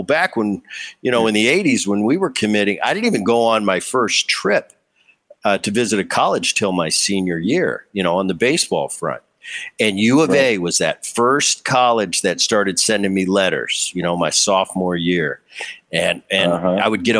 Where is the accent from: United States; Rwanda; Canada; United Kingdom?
United States; New Jersey; I grew up in New Jersey. You know, and my dad's playing for the Phillies, mm-hmm. and then all of a sudden he gets traded to the California Angels. And I'm a Jersey kid through and through